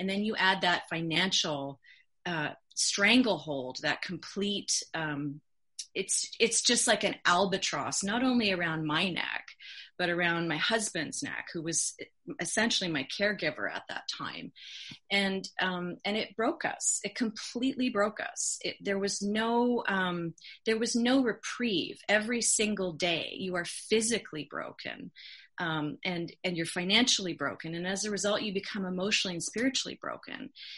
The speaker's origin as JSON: {"language": "English", "country": "Canada", "also_born_or_lived": "California", "said": "I'm a Canadian and an American citizen, and I absolutely loved the 22 years that I lived in California."}